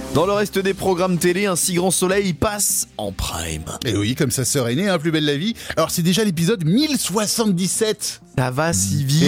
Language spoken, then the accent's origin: French; France; nous sommes français